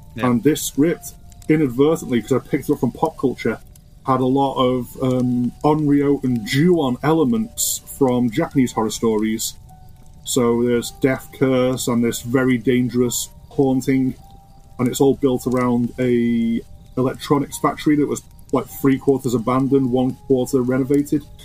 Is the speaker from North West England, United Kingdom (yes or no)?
yes; Ormskirk, North West England, United Kingdom; also born or lived in Liverpool; I grew up in a town called Ormskirk. Born in Ormskirk Hospital, grew up in Ormskirk all my life